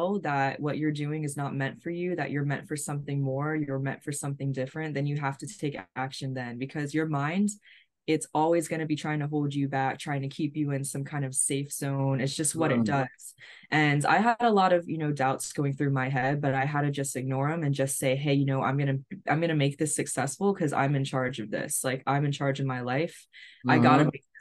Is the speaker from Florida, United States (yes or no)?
yes; Florida, United States; I'm from Florida